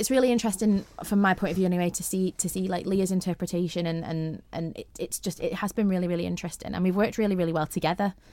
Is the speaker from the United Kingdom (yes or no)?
yes; St Helens, North West England, United Kingdom; now in Isle of Man; I'm from Saint Helens